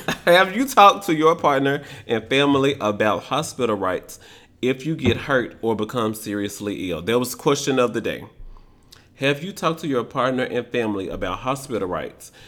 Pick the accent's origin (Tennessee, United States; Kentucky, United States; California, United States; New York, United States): Tennessee, United States; Memphis; I am from Memphis.